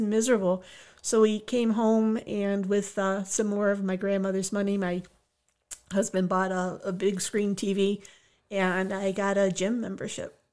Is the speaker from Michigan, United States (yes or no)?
yes; Oak Park, Michigan, United States; also born or lived in West Bloomfield, Michigan; grew up on the wild streets of Oak Park